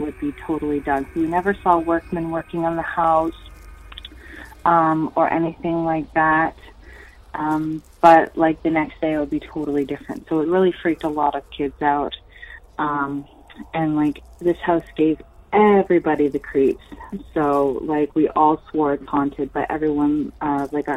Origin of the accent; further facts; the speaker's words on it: area outside Montreal, Quebec, Canada; my hometown